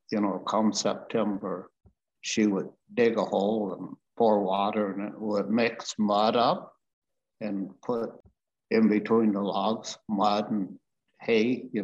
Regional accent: Kelowna, British Columbia, Canada; also born or lived in Edmonton; From there, it was a bad year for my parents, not only my parents, but everybody. It was dry. And so we moved to Kelowna, where one of my uncles worked in uh, where they make ketchup.

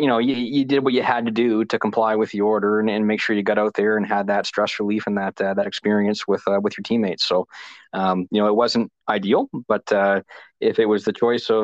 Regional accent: Moncton, New Brunswick, Canada; also born or lived in Lower Coverdale, New Brunswick; now in Saint John, Canada; I spent most of my life in Moncton

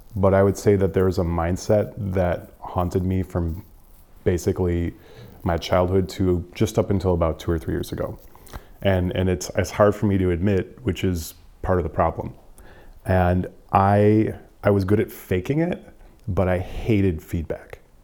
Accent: Wisconsin, United States; moved away as an adult; now in Detroit, United States; growing up in Wisconsin, um, you you are just pumped full of pride

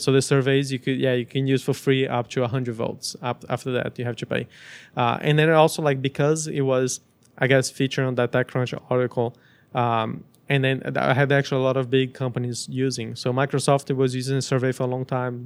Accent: Brazil; also born or lived in United States; now in Montreal, Canada; I grew up in Brazil

